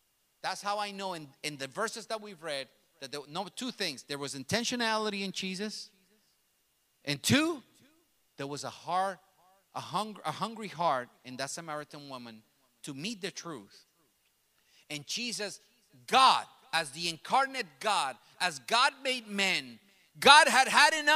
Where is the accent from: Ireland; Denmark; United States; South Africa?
United States; New York City, New York; first language Spanish; English is a second language; My native language is Spanish. Now I speak two languages. And all throughout my teenage years and growing up in New York City